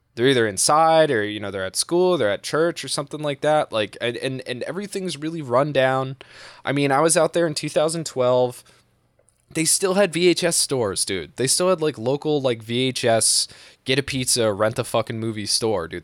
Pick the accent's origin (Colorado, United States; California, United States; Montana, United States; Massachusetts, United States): Massachusetts, United States; I'm from New England. I've lived here my entire life